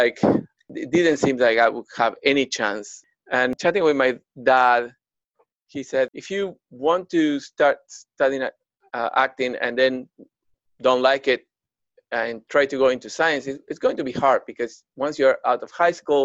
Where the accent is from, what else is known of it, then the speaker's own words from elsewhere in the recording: outskirts of Buenos Aires, Buenos Aires Province, Argentina; moved away; I was growing up in the outskirts of Buenos Aires. I'm from Argentina originally.